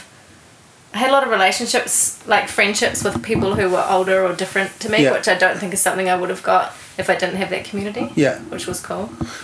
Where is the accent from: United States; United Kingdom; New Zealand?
New Zealand; Alexandra, Otago; I grew up in Alexandra in central Otago.